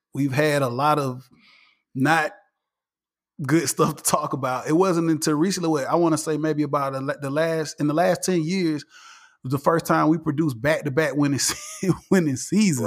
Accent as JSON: {"language": "English", "town": "Atlanta", "region": "Georgia", "country": "United States", "said": "I'm still Atlanta down, all the way red clay, I, uh, I'm from here."}